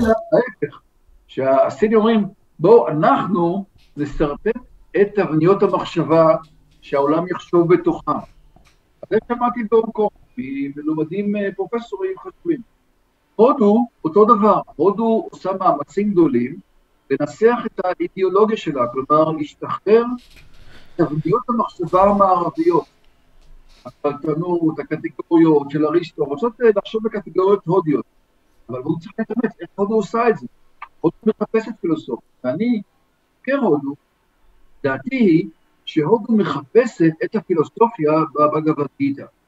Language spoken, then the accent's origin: Hebrew; Ramot HaShavim, Central District, Israel; גדלנו ביחד ברמות השבים